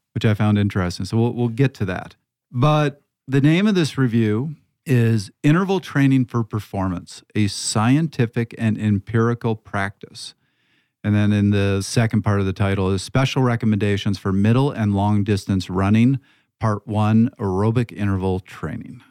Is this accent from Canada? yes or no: yes; Canada; also born or lived in Toronto (Yonge Street); I come from Canada